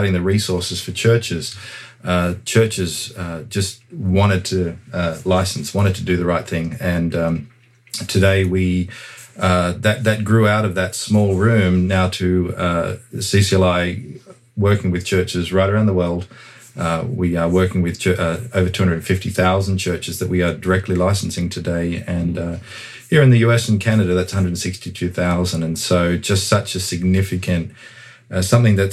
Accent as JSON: {"language": "English", "town": "Sydney", "region": "New South Wales", "country": "Australia", "moved": "as an adult", "lives_now": "United States", "said": "Originally from I hail from Sydney, Australia"}